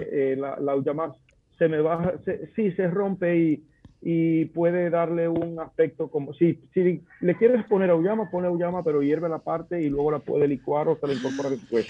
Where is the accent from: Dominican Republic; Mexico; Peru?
Dominican Republic; moved away as an adult; also born or lived in Madrid, Spain; como dominicano yo puedo encontrar plátanos en España, en Madrid